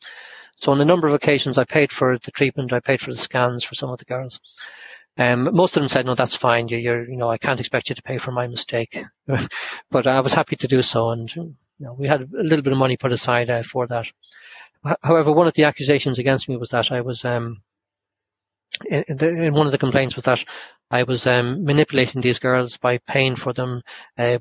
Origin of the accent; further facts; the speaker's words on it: Ireland; accent: Irish; now in United Kingdom; They probably thought by my accent and that I was Irish